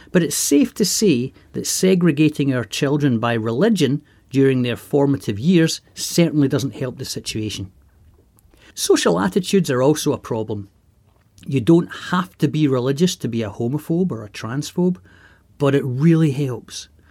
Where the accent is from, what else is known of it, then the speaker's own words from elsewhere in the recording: East Kilbride, Scotland, United Kingdom; my hometown of East Kilbride